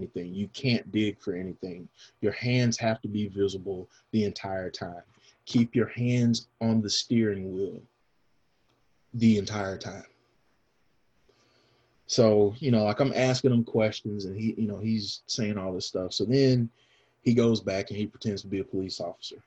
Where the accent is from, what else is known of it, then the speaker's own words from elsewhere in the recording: the South, United States; I grew up here in the South